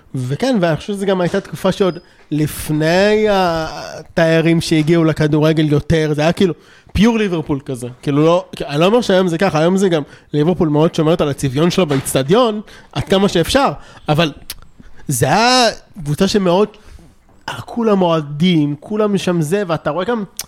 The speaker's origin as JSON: {"language": "Hebrew", "country": "Israel", "said": "גם אני בעצמי ישראלי"}